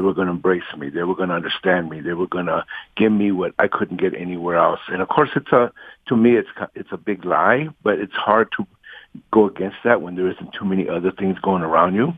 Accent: Los Angeles, California, United States; I grew up in Watts and East

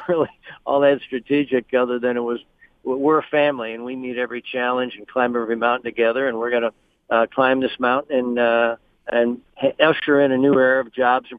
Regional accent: Midland, Michigan, United States; in my hometown of Midland

